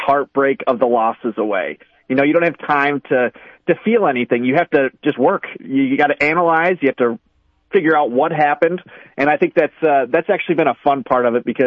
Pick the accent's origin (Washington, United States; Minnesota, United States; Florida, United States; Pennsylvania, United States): Minnesota, United States; moved away as an adult; also born or lived in Montana; now in Green Bay, United States; I actually grew up in Minnesota